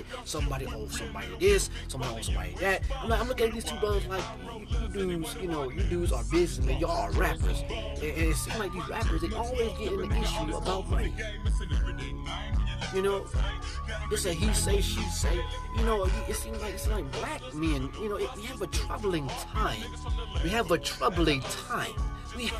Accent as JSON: {"language": "English", "town": "Cleveland", "region": "Ohio", "country": "United States", "said": "I'm not from New York, I'm from the Cleveland area, you know, Ohio"}